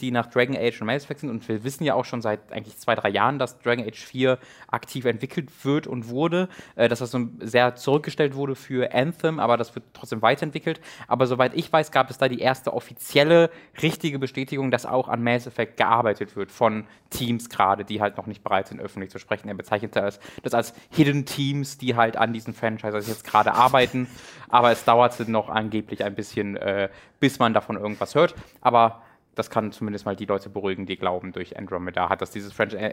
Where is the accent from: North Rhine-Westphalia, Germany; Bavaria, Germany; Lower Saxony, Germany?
North Rhine-Westphalia, Germany; es meistens in der in, in dem Nordrhein-Westfalen Gegend, wo ich herkomme, schon Hochwasser und Dürre